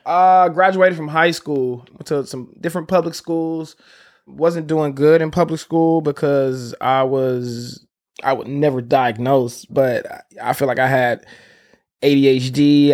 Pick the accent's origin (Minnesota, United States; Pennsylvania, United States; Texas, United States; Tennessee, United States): Tennessee, United States; Memphis; moved away as an adult; also born or lived in Chicago, Illinois / Los Angeles; I grew up in Memphis, Tennessee. So, I was born in Chicago, on the west side of Chicago, and, uh, my family, my mom moved to Memphis when I was around, like, seven years old.